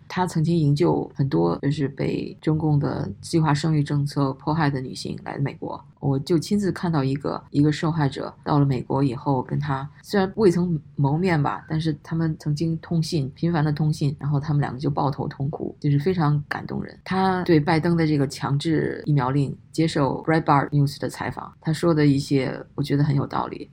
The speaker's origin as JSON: {"language": "Chinese", "country": "China", "tie": "born or raised there", "moved": "yes", "lives_now": "United States", "said": "我们在中国大陆长大的"}